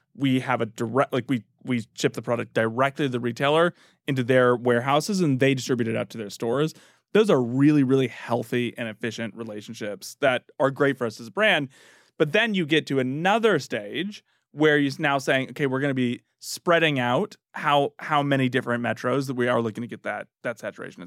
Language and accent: English; Northern California, United States; now in Washington, United States; I'm from Northern California